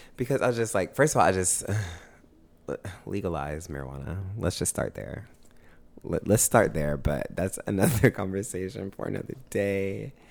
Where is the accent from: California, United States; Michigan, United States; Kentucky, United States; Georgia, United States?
Georgia, United States; Augusta; now in Atlanta, United States; I grew up in Augusta. That's where I was raised